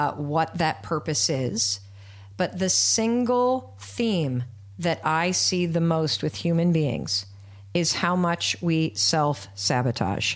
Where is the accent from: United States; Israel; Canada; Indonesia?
United States; Midwest; moved away as an adult; also born or lived in Hanover, New Hampshire / Boston / Manhattan; as a white woman growing up in the Midwest